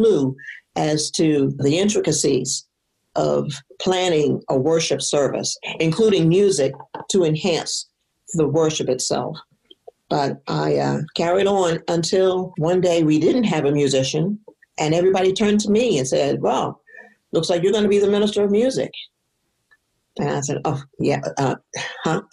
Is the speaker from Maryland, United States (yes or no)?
yes; Baltimore, Maryland, United States; also born or lived in Annapolis, Maryland; I am originally from Baltimore, Maryland. Well, I was born in Annapolis, but raised in Baltimore